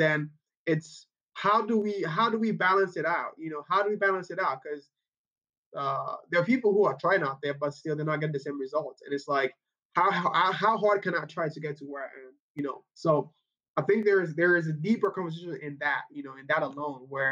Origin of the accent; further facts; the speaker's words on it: Nigeria; moved away as an adult; now in Kansas City, United States; I grew up in Nigeria.